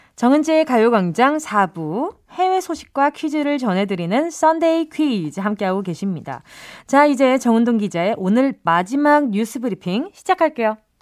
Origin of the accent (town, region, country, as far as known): Busan, South Korea; born or raised there